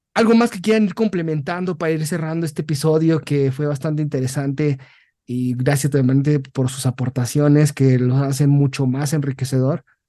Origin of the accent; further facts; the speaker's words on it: Mexico; siendo mexicano